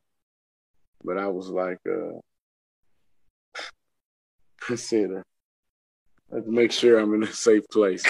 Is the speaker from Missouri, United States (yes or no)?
yes; St. Louis, Missouri, United States; now in Belleville, United States; that's where I stay now, but I'm from St. Louis